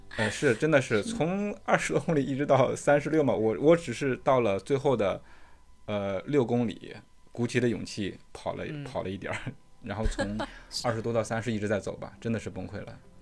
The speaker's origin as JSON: {"language": "Chinese", "country": "China", "tie": "born or raised there", "moved": "yes", "said": "宿迁离我家特别近，就是他们那边儿农村的风景跟我老家农村的风景其实很像的"}